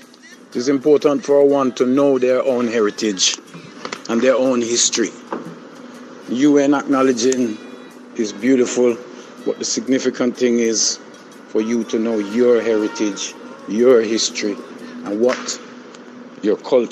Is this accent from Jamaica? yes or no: yes; Jamaica; Growing up in Jamaica, we always listened to reggae music.